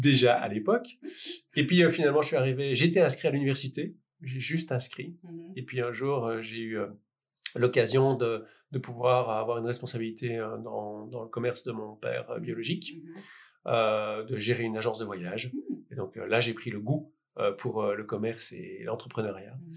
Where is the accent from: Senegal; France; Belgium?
Belgium; Liège, Wallonia; je venais de Liège, donc un euh, bon liégeois ne sait évidemment pas euh, parler néerlandais